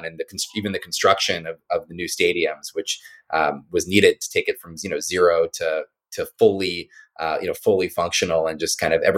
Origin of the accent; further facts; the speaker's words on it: Maryland, United States; I was born on the East Coast and grew up in Maryland